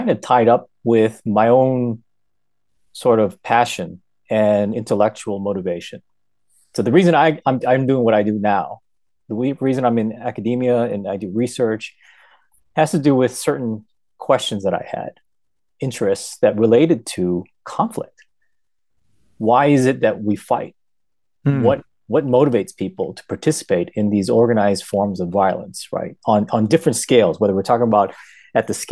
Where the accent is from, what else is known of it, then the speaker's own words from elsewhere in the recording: United States; This is my adopted country, and I've been here since the age of one